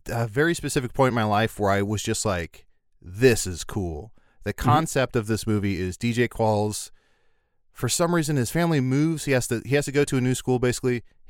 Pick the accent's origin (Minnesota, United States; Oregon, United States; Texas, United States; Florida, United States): Oregon, United States; Portland; I'm from Portland. I'm an organ transplant.